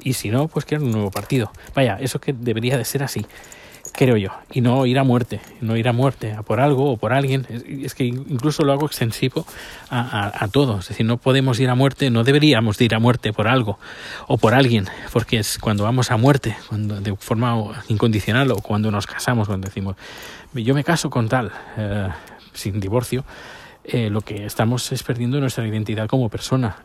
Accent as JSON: {"language": "Spanish", "town": "Terrassa", "region": "Catalonia", "country": "Spain", "tie": "born or raised there", "said": "la ciudad donde yo nací, mi ciudad natal, Tarrasa"}